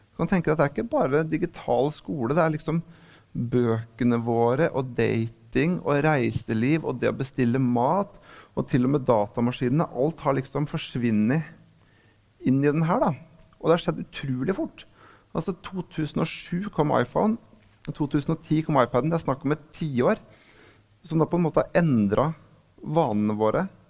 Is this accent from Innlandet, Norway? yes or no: yes; Lillehammer, Innlandet, Norway; lokalavisa hjemme på Lillehammer